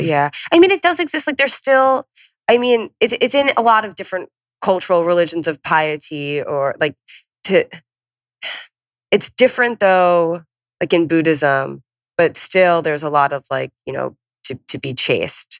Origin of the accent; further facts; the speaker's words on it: Long Island, New York, United States; moved away as an adult; also born or lived in St. Louis; I'm from Long Island.